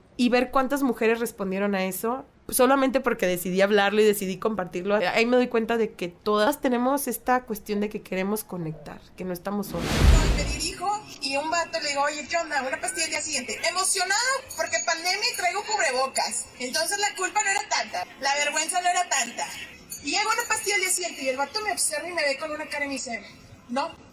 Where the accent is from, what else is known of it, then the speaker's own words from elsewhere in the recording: Mexico; las dos estamos viviendo, y somos mexicanas